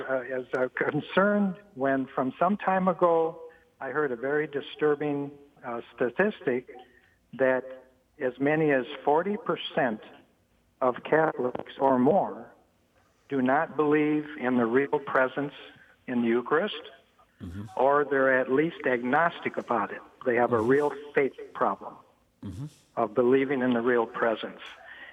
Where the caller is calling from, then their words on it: Dearborn, Michigan, United States; I'm calling from Dearborn, Michigan.